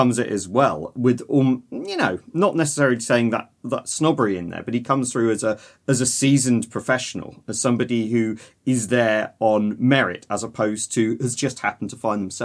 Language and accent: English; United Kingdom; being British